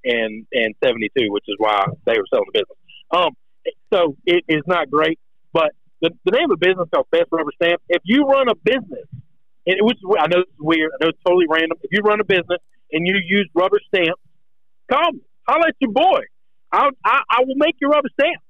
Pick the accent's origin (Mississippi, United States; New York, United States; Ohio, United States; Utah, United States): Mississippi, United States; we're from Mississippi